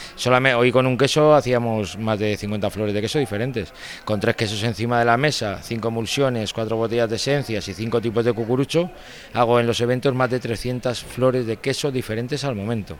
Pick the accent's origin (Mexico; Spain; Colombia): Spain; Bilbao, Basque Country; yo soy de Bilbao